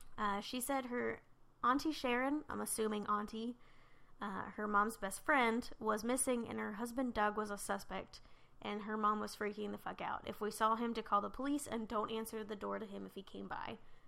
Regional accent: British Columbia, Canada; so I grew up on Vancouver Island in BC, Canada. I was going to, British Columbia.

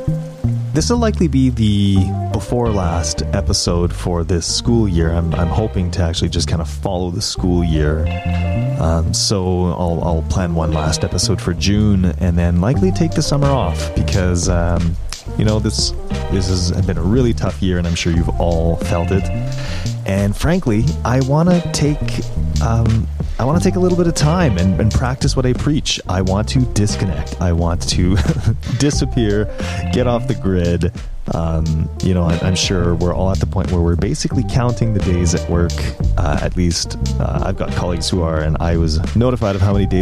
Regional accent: Winnipeg, Manitoba, Canada; my hometown of Winnipeg

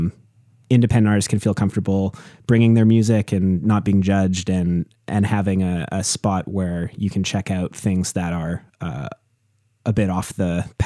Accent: British Columbia, Canada; moved away as an adult; now in Montreal, Canada; I grew up on Vancouver Island in BC, I think there was like a lot of time sort of spent alone and just in, you know, worlds of imagination as a kid, and being around nature

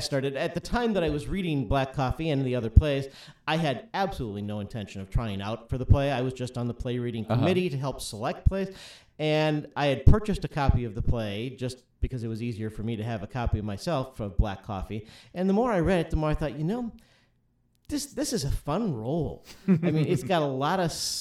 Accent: Lincoln, Nebraska, United States; I am from Lincoln, Nebraska

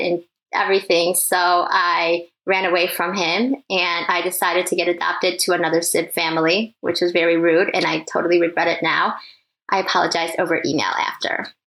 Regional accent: Michigan, United States; also born or lived in Taiwan; I was born in Taiwan, but I moved here when I was three, so yes, it has felt like Michigan my whole life.

